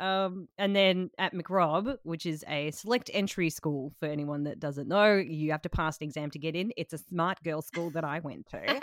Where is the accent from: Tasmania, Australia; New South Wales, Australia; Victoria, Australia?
Tasmania, Australia; I am from Tasmania